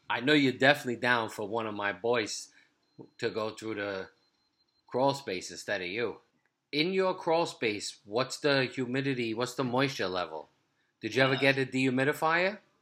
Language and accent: English; New York City, New York, United States; the block we grew up in Brooklyn